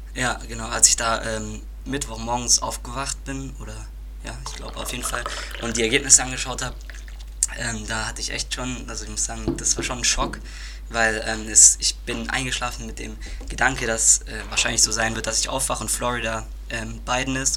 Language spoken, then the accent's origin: German; Germany; bei uns in Deutschland